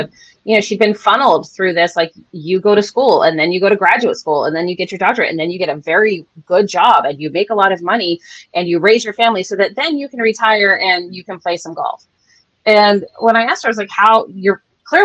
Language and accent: English; San Francisco, California, United States; I'm born and raised in San Francisco